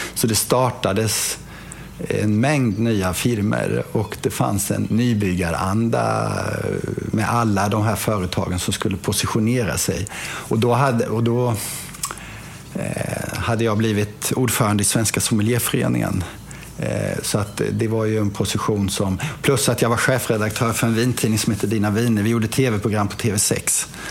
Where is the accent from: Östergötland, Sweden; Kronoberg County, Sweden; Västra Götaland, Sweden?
Kronoberg County, Sweden; Lagan; moved away; jag är då uppväxt i Lagan